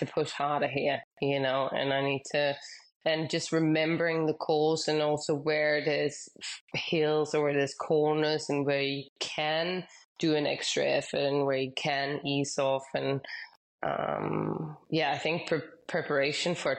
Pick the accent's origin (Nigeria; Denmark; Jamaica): Denmark; Growing up, I mostly raced in Denmark